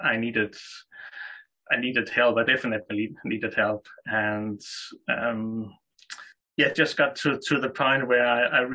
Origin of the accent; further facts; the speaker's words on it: Denmark; I'm 30 years old from Denmark.